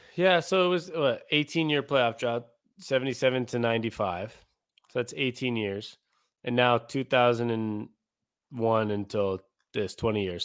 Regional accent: Seattle, Washington, United States; moved away as an adult; now in Phoenix, United States; born and raised in Seattle

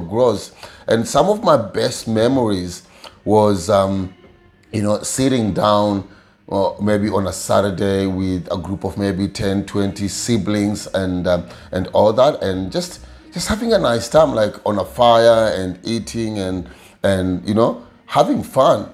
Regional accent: Kakamega, Kakamega County, Kenya; moved away; i come from Kenya, a small village called Kakamega

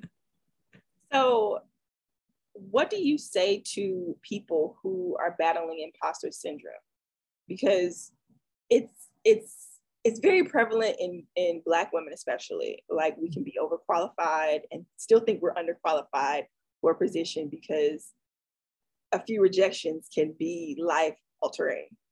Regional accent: the South, United States; I grew up in the South

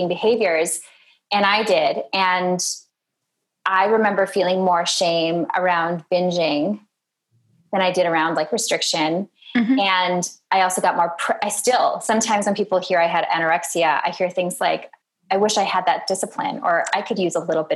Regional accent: Minnesota, United States; moved away; I'm from Minnesota

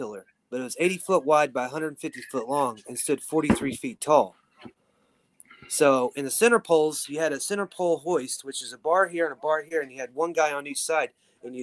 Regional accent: Weatherford, Oklahoma, United States; also born or lived in Tulsa, Oklahoma; I, moved back to my hometown in Weatherford, Oklahoma

